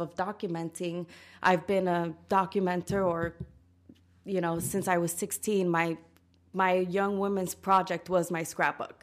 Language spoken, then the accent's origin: English; New York City, New York, United States; moved away; also born or lived in Dominican Republic; I grew up in New York City